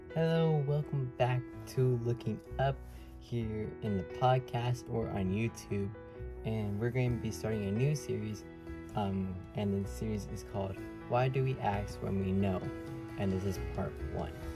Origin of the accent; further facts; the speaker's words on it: Orlando, Florida, United States; also born or lived in Bronx, New York; I was born in New York in the Bronx, and then moved um, to Orlando after a few months.